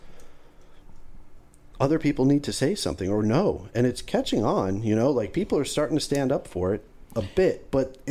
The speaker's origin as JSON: {"language": "English", "region": "Florida", "country": "United States", "tie": "born or raised there", "said": "this is my hometown"}